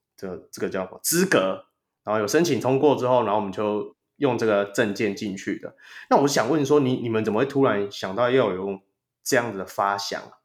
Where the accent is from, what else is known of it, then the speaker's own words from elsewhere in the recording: Taiwan; 我们台湾人